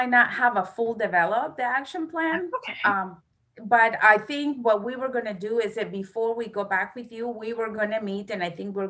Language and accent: English; Florida, United States; I came from Florida. I came 2 years ago.